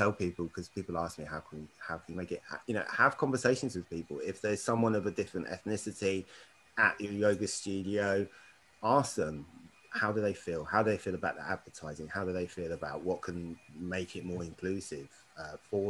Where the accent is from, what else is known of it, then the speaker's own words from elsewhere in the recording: Berkshire, South East England, United Kingdom; now in London, United Kingdom; I grew up in Berkshire, I've lived all around the UK